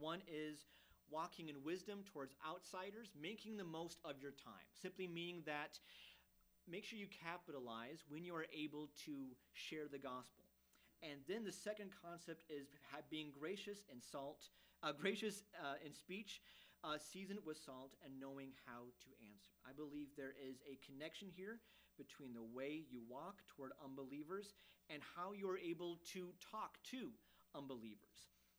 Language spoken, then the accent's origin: English; Germany; Even growing up in Germany, which is farther east than here, but still in a Western culture, we never really faced persecution.